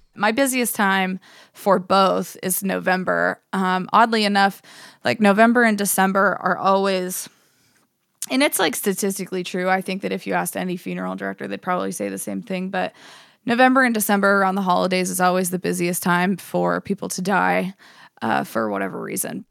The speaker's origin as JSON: {"language": "English", "town": "Johnsonburg", "region": "Pennsylvania", "country": "United States", "tie": "born or raised there", "moved": "yes", "lives_now": "Pittsburgh, United States", "said": "I grew up in Johnsonburg, Pennsylvania"}